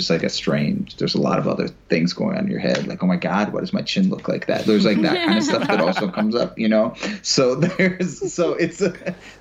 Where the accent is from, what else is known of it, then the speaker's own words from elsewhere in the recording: Florida, United States; I'm from Florida